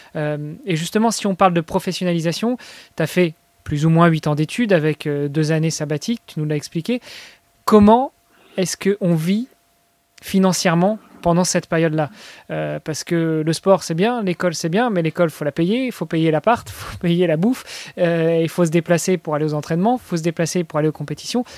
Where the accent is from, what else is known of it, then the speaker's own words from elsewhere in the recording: France; je suis français